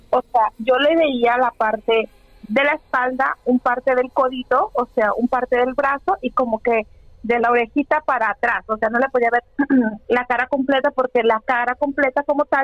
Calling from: Houston, Texas, United States; Desde Houston, Texas.

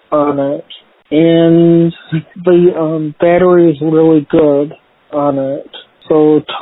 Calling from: Michigan, United States; um, and I'm calling you from Michigan.

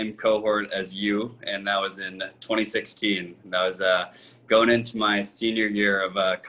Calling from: San Francisco, California, United States; San Francisco.

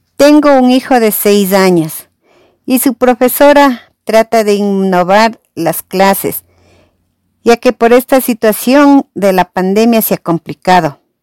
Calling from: Rumipamba, Ecuador; Los escucho desde Rumipamba

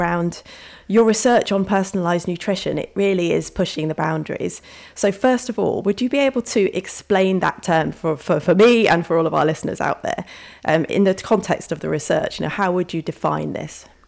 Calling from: Colchester, East of England, United Kingdom; I'm calling in from Colchester.

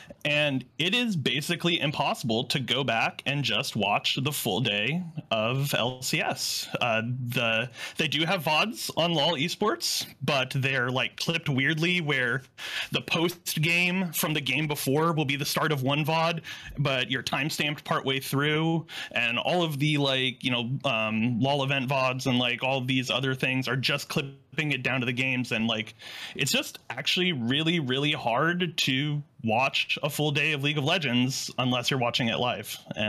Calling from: California, United States; Just outside of Sacramento.

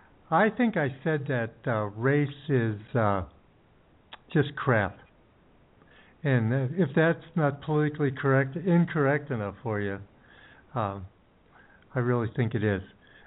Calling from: Ecuador; We're currently in Ecuador.

